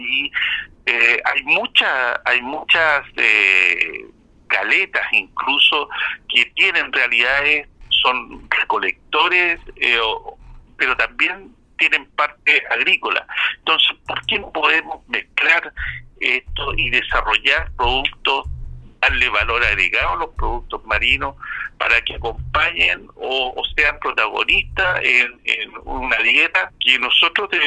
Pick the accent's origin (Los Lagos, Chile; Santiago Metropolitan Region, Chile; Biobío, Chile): Los Lagos, Chile; Osorno; now in Concepción, Chile; me recuerda tanto de mi ciudad natal, Osorno